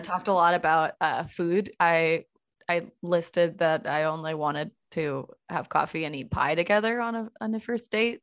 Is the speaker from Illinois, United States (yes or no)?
no; El Cerrito, California, United States; now in Portland, United States; I am from, uh, The San Francisco Bay Area, small town called El Cerrito